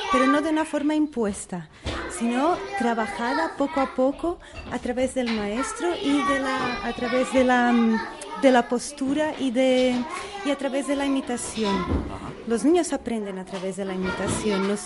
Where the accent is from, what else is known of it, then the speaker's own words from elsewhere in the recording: Portugal; Spanish is a second language; moved away as an adult; now in Spain; Yo soy portuguesa.